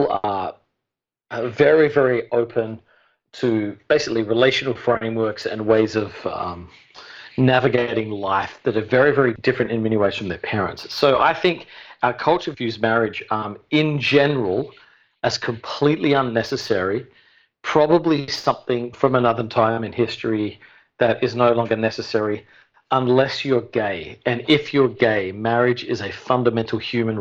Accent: Adelaide, South Australia, Australia; moved away as an adult; now in New York City, United States; I've lived here coming up on 15 years, originally from Adelaide, South Australia

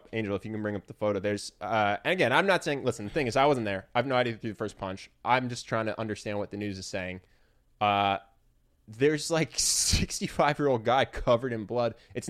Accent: Philadelphia, Pennsylvania, United States; Yes, I grew up in Philadelphia, and the Philadelphia Art Museum never mattered to me.

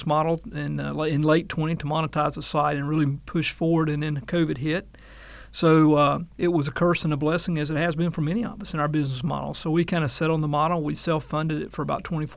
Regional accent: Claxton, Georgia, United States; my very first job in the media was in high school at a local radio station in my hometown of Claxton, Georgia

